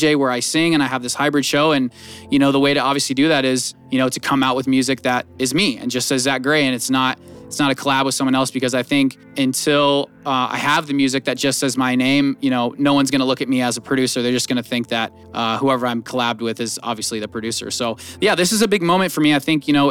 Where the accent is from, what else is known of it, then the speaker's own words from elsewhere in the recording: Northern California near Sacramento, United States; moved away as an adult; now in Las Vegas, United States; I'm from like Northern California near Sacramento